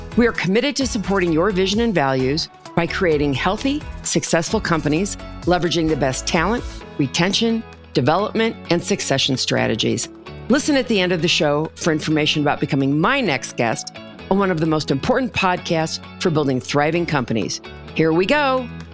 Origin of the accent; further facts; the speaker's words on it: Denver, Colorado, United States; Denver, my hometown